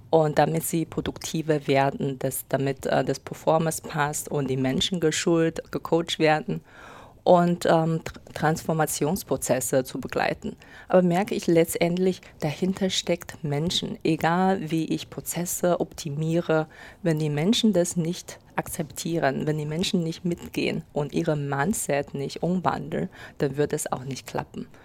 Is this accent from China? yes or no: yes; China; moved away as an adult; now in Germany; ich komme aus China und äh, lebe seit acht Jahren ungefähr in Deutschland